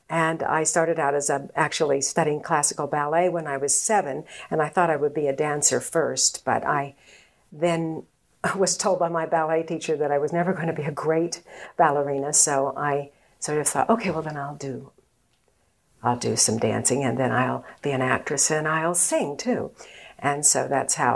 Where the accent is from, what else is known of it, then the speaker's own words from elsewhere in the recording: Chicago, Illinois, United States; born there; When I was a kid growing up, um, I was born in Chicago, Illinois.